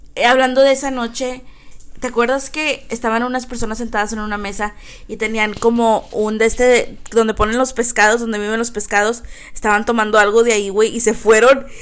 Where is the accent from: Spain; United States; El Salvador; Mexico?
United States; Texas; also born or lived in Brownsville, Texas; aquí en Texas todos usamos sombreros y botas